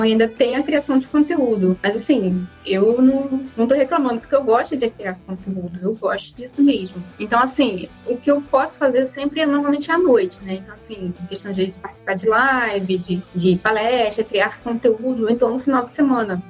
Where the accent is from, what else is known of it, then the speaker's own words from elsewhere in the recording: Rio de Janeiro, Brazil; eu sou do Rio de Janeiro